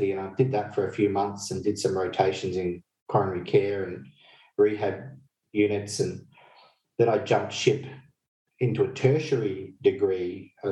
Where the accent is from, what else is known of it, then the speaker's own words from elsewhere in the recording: Fiji; So when I grew up in Fiji in my uh, in my youth